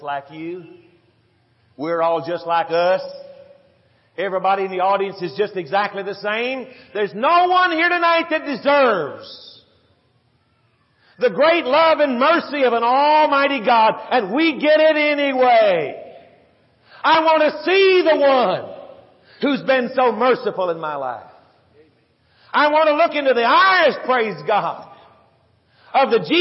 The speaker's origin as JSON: {"language": "English", "town": "San Antonio", "region": "Texas", "country": "United States", "tie": "born or raised there", "said": "Dot and I grew up together in San Antonio, Texas. In South San Antonio, Texas, little suburb"}